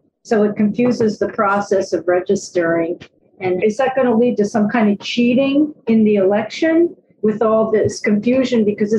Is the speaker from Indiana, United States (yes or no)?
no; New York City, New York, United States; also born or lived in Pennsylvania; I'm from New York City. Two questions. One is that in Pennsylvania, which is where I was born